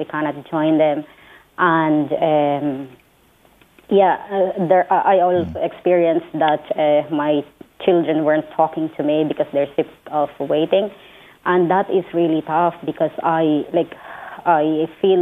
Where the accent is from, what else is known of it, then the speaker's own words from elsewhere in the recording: Philippines; moved away as an adult; now in Ireland; I am originally from the Philippines.